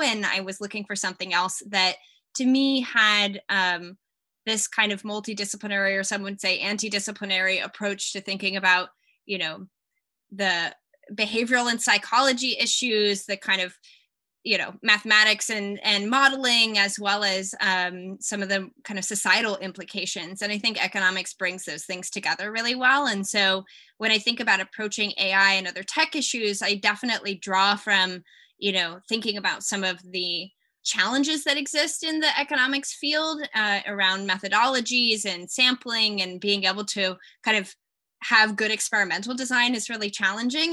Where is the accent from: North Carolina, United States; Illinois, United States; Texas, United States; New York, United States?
Texas, United States; Austin; also born or lived in California; growing up in Texas, I had opportunities, especially in Austin